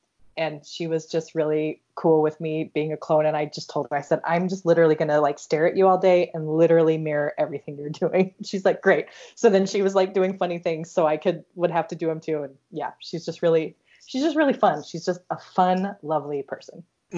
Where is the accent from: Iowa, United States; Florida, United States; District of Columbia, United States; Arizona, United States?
Iowa, United States; I'm from Iowa.